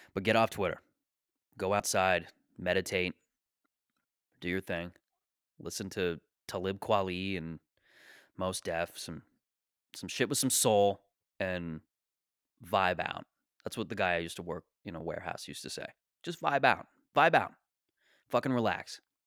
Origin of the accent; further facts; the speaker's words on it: Canada; I'm a Canadian